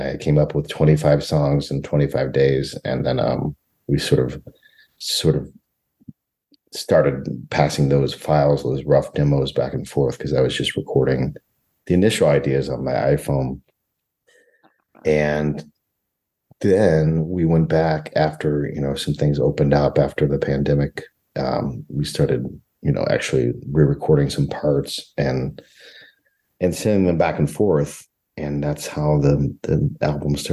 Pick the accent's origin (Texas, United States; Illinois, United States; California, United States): Illinois, United States; Collinsville; now in Chicago, United States; we grew up together in Collinsville, and we live in Chicago area these days.